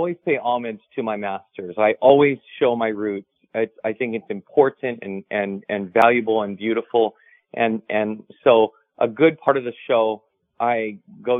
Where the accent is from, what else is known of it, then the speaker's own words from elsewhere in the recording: Hawaii, United States; growing up in Hawaii, we become professional sunset watchers